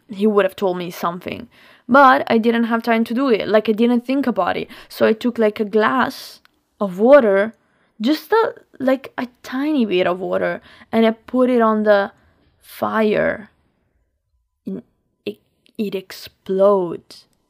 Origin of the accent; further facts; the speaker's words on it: Lombardy, Italy; English is a second language; moved away as an adult; also born or lived in Milan; I have a lot of friends also in my, in my hometown